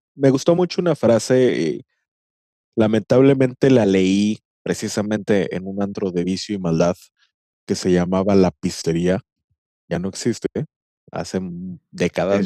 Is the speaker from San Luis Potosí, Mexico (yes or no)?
no; Monterrey, Nuevo León, Mexico; como buen regiomontano